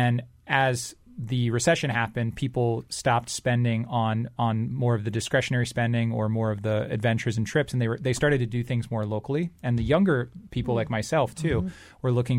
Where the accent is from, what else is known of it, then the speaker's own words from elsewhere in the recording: Singapore; moved away as an adult; also born or lived in Michigan; now in United States; But I started it because I grew up in Southeast Asia, in Singapore, and so I moved to the States in 2005 for college. And when I came to the U.S. at first, I went to a school in Michigan